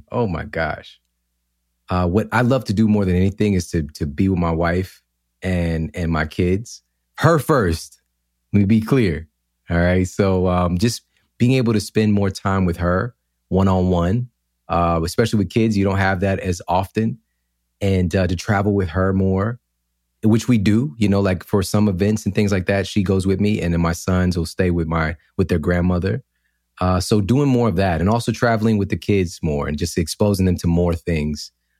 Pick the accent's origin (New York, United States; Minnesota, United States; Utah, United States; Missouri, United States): Missouri, United States; St. Louis; You know, I'm in the Midwest right now. I grew up in St. Louis, and there's not a lot of people here that are doing things like I'm doing